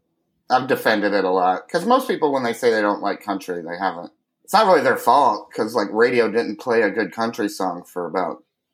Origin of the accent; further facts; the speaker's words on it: Kentucky, United States; accent: twang; moved away as an adult; also born or lived in Chicago; now in Los Angeles, United States; I grew up in Kentucky, and I'm old. I was born in 78